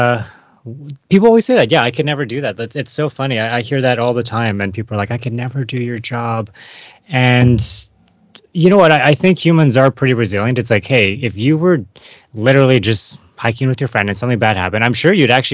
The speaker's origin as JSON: {"language": "English", "town": "Vancouver", "region": "British Columbia", "country": "Canada", "tie": "born or raised there", "said": "growing up in Vancouver, living in Vancouver, going volunteering, doing stuff downtown Eastside as like a kid, teenager"}